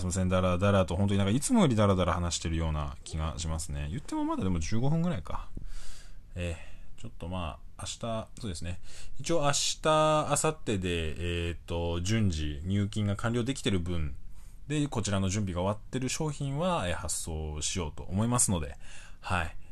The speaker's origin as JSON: {"language": "Japanese", "region": "Fukushima", "country": "Japan", "tie": "born or raised there", "moved": "yes", "said": "僕がね、あの、福島出身なんですけど"}